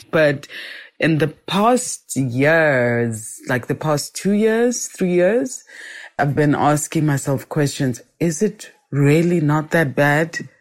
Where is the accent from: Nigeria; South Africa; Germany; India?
South Africa; Soweto, Gauteng; I am a Sowetan, born and bred in Soweto, was born in Baragwanath Hospital, grew up in Soweto, and have lived here all my life